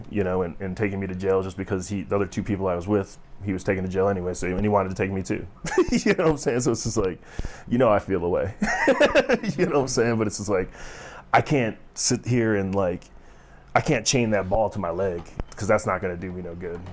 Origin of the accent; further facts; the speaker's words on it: Chicago, Illinois, United States; now in Colorado, United States; growing up in Chicago